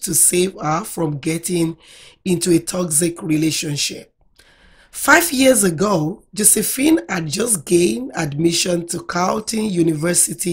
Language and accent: English; Nigeria; accent: Nigerian; I spoke using my real Nigeria accent